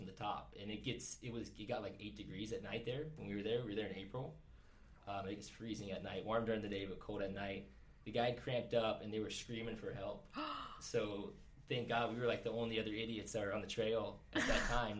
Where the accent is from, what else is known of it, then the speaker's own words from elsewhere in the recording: Kentucky, United States; accent: redneck; Yeah, so I was born and raised in Kentucky. So I went to school in Kentucky.